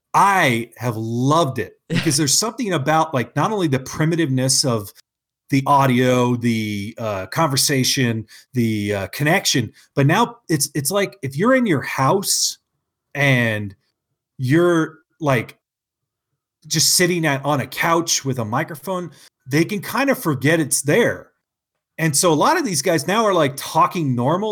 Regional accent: California, United States; now in Utah, United States; I'm from California

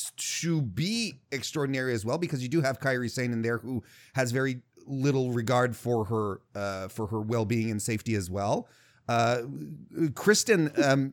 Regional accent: Canada; I'm Canadian

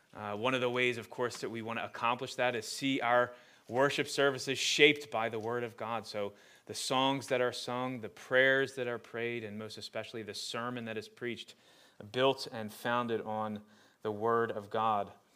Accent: Glassboro, New Jersey, United States; I grew up in Glassboro, went to Glassboro High School

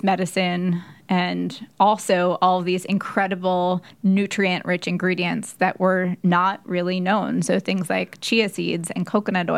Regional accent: Philadelphia, Pennsylvania, United States; moved away as an adult; now in New York, United States; I'm from Philadelphia. So I actually found one in Philadelphia where my mom is. And I had a couple of friends from high school

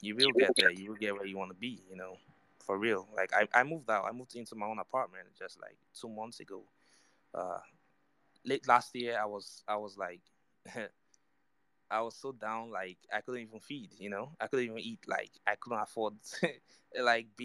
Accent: Nigeria; I'm from Nigeria

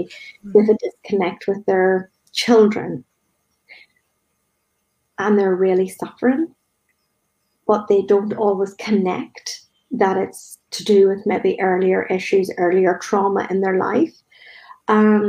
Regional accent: Northern Ireland, United Kingdom; growing up in Northern Ireland

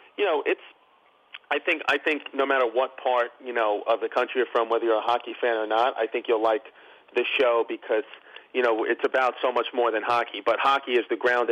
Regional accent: New York City, New York, United States; I grew up in Brooklyn

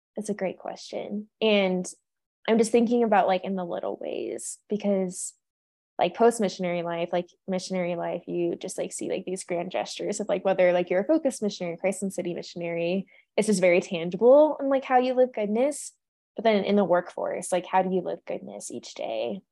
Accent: California, United States; moved away as an adult; now in Colorado, United States; I am from California.

